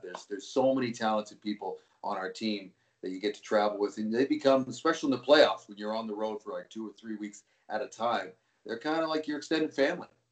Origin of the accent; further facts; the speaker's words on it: Vancouver, British Columbia, Canada; moved away as an adult; also born or lived in Toronto; I grew up in Vancouver